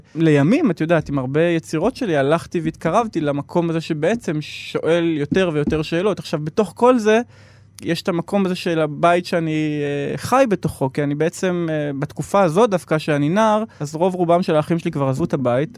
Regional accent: Yeruham, Southern District, Israel; now in Tel Aviv, Israel; אני גדלתי בסביבה מאוד הומוגנית

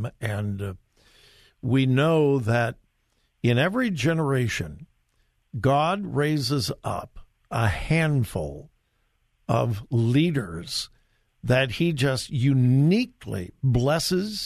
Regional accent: Southern California, United States; now in Columbus, United States; I am from Southern California

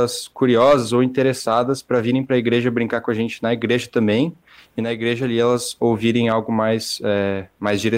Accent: Curitiba, Paraná, Brazil; moved away as an adult; mas eu vim de Curitiba, então, de certa forma, não é tão complicado.

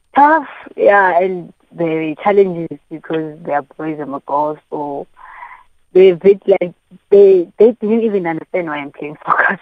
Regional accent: East London, Eastern Cape, South Africa; we grew up in Eastern Cape

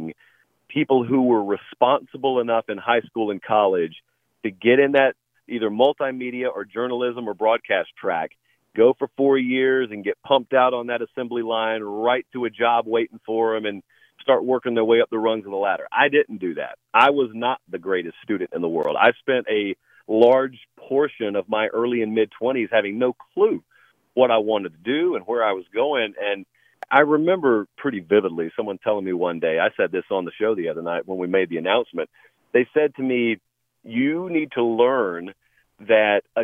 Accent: rural Georgia, United States; moved away; I grew up in rural Georgia

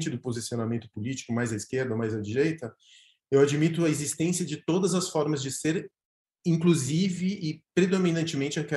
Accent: Argentina; Portuguese is a second language; now in São Paulo, Brazil; É, eu sou argentino, mas cidadão paulistano.

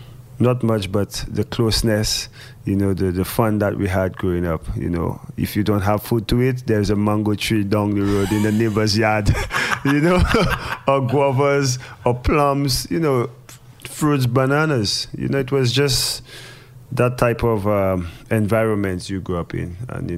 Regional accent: St. Lucia; Growing up in St. Lucia, you know, just growing up in the Caribbean, you know, it's just laid back.

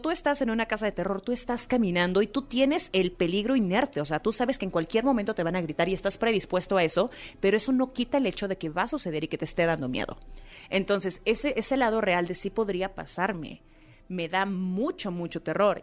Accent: Mexico; el mexicano

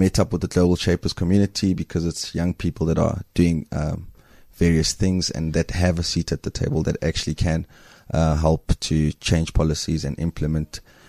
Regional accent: Alberton, Gauteng, South Africa; now in Johannesburg, South Africa; So I grew up in Alberton.

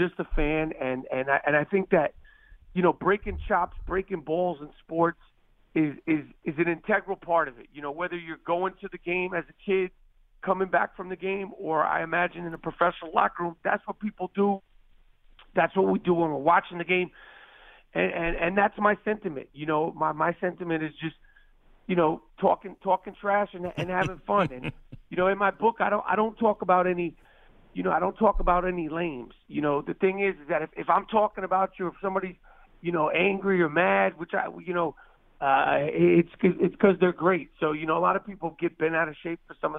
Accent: New York City, New York, United States; I grew up in New York City

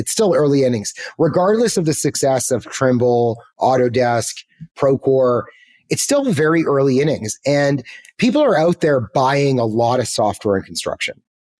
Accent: Canada; let me get on a plane, go back. I was from Canada at the time. Let's go back to Canada and let's find a tech job.

